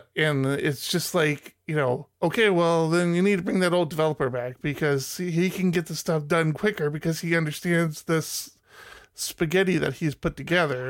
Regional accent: United States; moved away; I grew up outside of, uh, D C

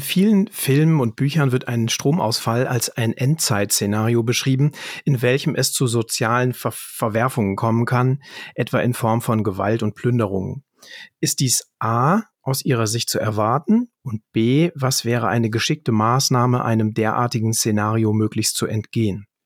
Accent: Germany; bei uns in Deutschland

